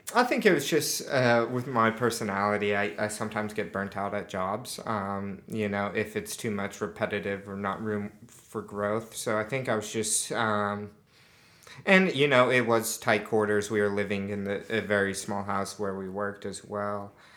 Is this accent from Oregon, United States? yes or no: no; Utah, United States; accent: American; moved away as an adult; also born or lived in Barcelona, Spain / Argentina / Costa Rica / Sydney, Australia; now in Glen Elk, Australia; I was grew up in Utah